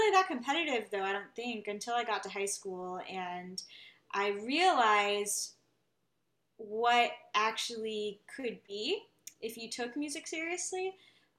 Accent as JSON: {"language": "English", "region": "California", "country": "United States", "tie": "born there", "said": "I started in California. I was born in California. Went to school there until the end of that year."}